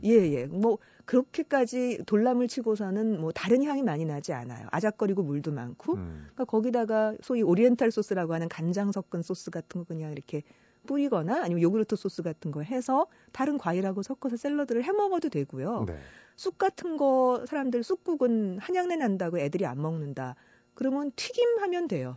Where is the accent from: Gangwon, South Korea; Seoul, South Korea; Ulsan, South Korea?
Seoul, South Korea; born or raised there; moved away as an adult; also born or lived in Icheon, Gyeonggi